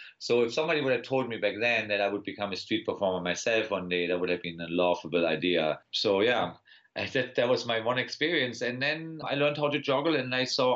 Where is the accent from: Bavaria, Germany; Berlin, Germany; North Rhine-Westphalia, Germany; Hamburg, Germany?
Berlin, Germany; accent: German; English is a second language; also born or lived in Wiesbaden; now in United States; I was born in Wiesbaden, but then I grew up in Berlin